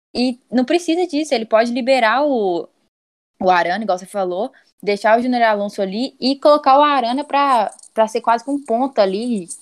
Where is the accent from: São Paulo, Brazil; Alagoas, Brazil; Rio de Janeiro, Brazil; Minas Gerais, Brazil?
Minas Gerais, Brazil; Belo Horizonte; sou de BH